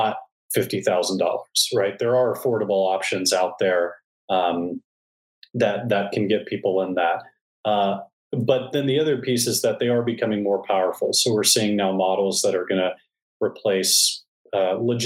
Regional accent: Texas, United States; as a Texan

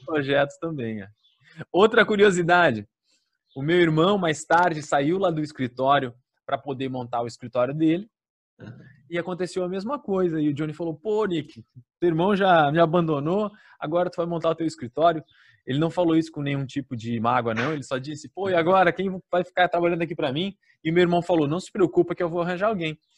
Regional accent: Blumenau, Santa Catarina, Brazil; aqui em Blumenau, na minha cidade

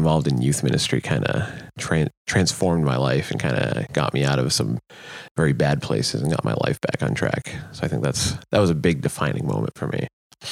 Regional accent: Rockland, Massachusetts, United States; I'm from Eastern Mass, from a town called Rockland

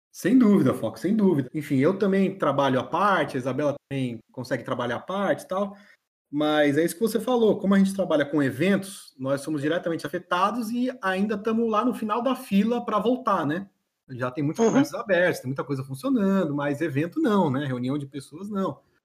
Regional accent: São Paulo, Brazil; moved away as an adult; now in Florianópolis, Brazil; sou natural de São Paulo mesmo, São Paulo capital, sou paulistano

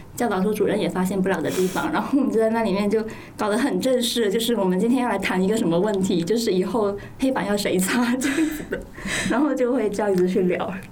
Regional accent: Guangdong, China; 我应该童年是在潮汕地区过的

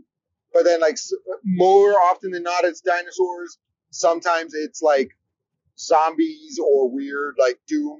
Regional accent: New Jersey, United States; I grew up in New Jersey

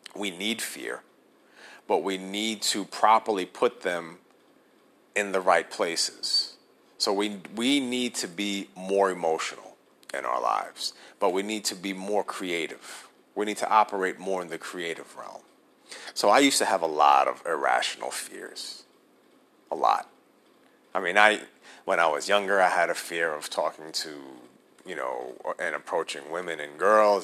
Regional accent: New York City, New York, United States; now in New Jersey, United States; Born and raised in New York City, I currently live in New Jersey.

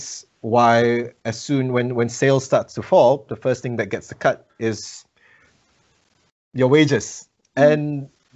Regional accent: Malaysia; now in New Zealand; I'm a migrant in this country. I'm originally from Malaysia

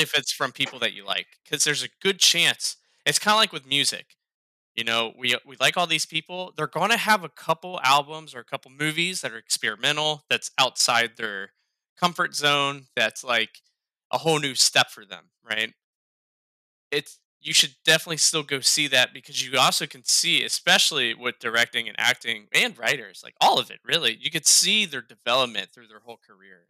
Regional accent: Ohio, United States; now in North Carolina, United States; I'm from Ohio

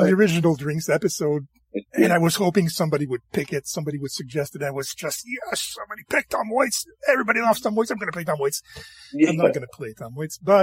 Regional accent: rural Quebec, Canada; I'm French Canadian

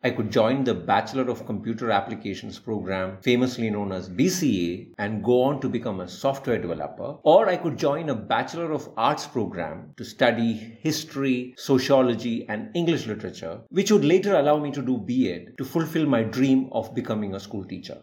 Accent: India; a simple Indian teacher

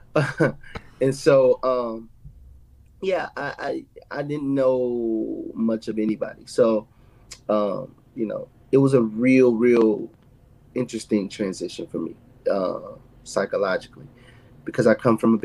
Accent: St. Louis, Missouri, United States; moved away as an adult; now in Nashville, United States; I grew up in St. Louis

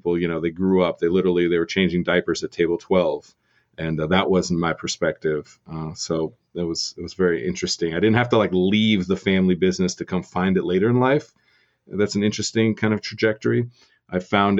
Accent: Vista, California, United States; moved away as an adult; also born or lived in Ames, Iowa; now in Denver, United States; growing up in Southern California

